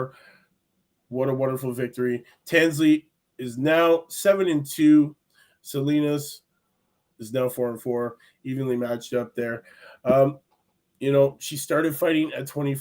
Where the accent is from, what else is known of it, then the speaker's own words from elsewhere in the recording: Canada; I'm Canadian